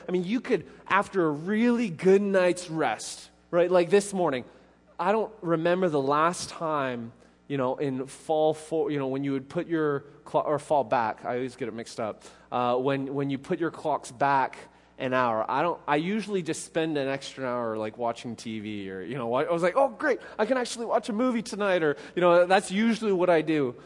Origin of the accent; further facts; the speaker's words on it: Canada; now in Middle Tennessee, United States; being Canadian